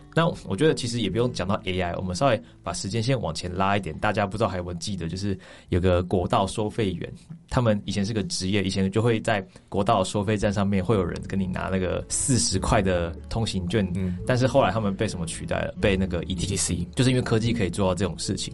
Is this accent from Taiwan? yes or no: yes; Taiwan; moved away as an adult; 就人家会觉得你你你带着这么多东西回来台湾